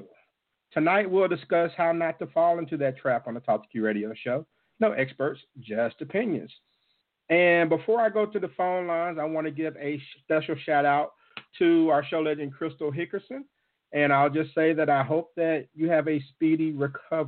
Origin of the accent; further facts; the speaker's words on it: Jackson, Mississippi, United States; my hometown of Jackson, Mississippi